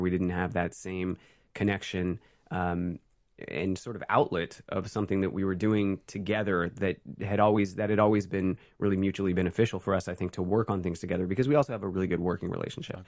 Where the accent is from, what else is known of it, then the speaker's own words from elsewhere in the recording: San Francisco, California, United States; also born or lived in Oregon; I grew up in Oregon until I was, like, five, and then San Francisco until I was, like, seventeen. So most of my formative time was in the Bay Area